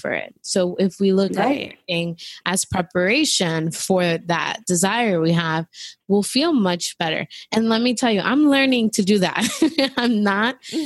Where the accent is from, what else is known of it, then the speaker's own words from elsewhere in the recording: New York City, New York, United States; moved away as an adult; I literally left New York because I needed more of a break from New York City, being there, born and raised there